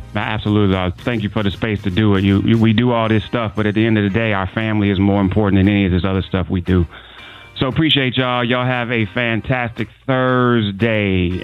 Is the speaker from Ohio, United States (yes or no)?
yes; Cleveland, Ohio, United States; my hometown, a suburb of Cleveland, Parma, Ohio